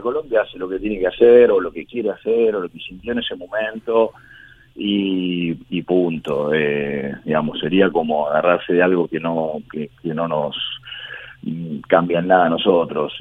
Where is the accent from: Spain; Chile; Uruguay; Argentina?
Argentina